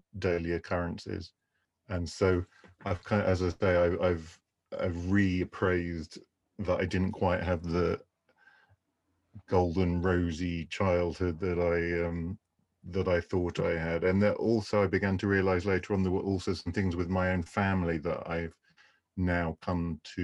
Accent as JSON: {"language": "English", "town": "Canterbury", "region": "South East England", "country": "United Kingdom", "tie": "born or raised there", "said": "I grew up in the southeast of England in the county of Kent"}